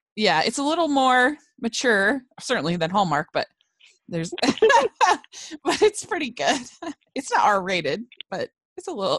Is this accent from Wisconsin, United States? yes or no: no; Maryland, United States; I grew up in Maryland